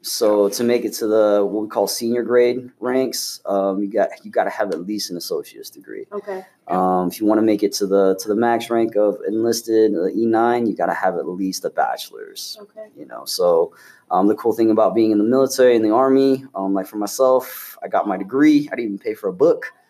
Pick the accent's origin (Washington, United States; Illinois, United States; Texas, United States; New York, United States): Washington, United States; Spanaway; I grew up in Spanaway, Washington